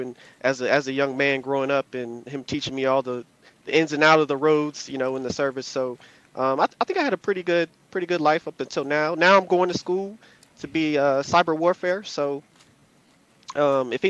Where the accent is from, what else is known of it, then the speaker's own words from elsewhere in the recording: Virginia, United States; also born or lived in North Carolina; I was born in North Carolina, raised in Virginia, close to the D.C. area